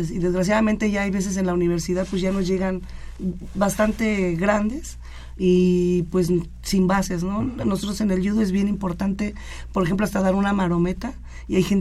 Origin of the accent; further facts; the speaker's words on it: Mexico City, Mexico; yo vengo de la Unidad Independencia, ahí lleva el judo más de 50 años, entonces como que ahí sí es obligatorio casi toda la comunidad ir y hacer, practicar judo.